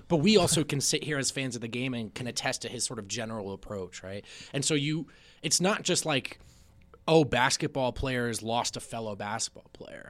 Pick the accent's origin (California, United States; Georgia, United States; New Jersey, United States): New Jersey, United States; I grew up in New Jersey